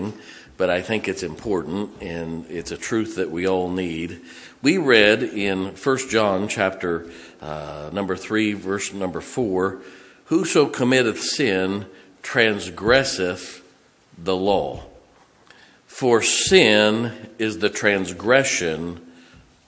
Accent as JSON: {"language": "English", "town": "Massillon", "region": "Ohio", "country": "United States", "tie": "born or raised there", "moved": "yes"}